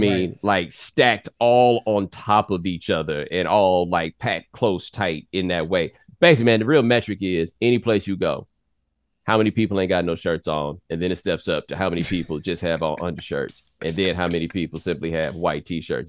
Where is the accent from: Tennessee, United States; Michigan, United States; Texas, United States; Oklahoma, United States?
Texas, United States; Houston; moved away as an adult; also born or lived in Claremont, California; I'm from Houston with that good sprawling metro area